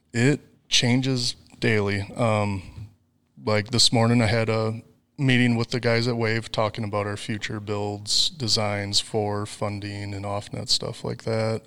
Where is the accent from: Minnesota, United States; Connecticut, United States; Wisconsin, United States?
Wisconsin, United States; near Volk Field Air Force Base; moved away as an adult; also born or lived in Kansas City; now in Arkansas, United States; I grew up near Volk Field Air Force Base